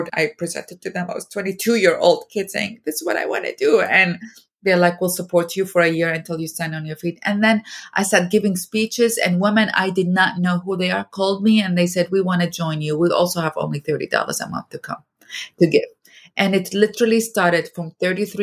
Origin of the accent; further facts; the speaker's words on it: Iraq; moved away as an adult; now in United States; I am from Iraq